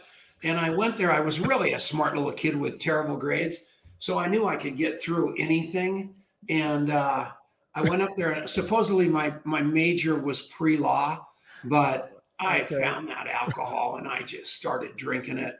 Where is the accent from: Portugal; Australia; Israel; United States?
United States; Littleton, Colorado; I was born in Littleton, Colorado